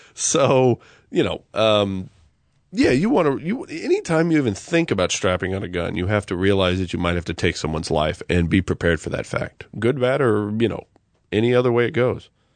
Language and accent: English; United States; I'm American